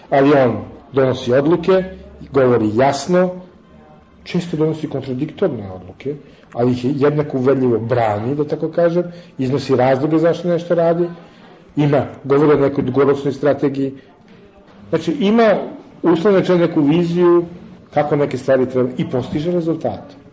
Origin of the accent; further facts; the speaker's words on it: Serbia; ja sam dobar Srbin